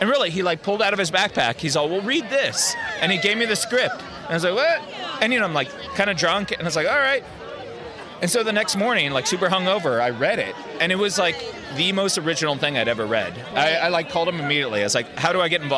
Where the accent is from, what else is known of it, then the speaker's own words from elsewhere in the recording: San Francisco, California, United States; I grew up in the Bay Area in San Francisco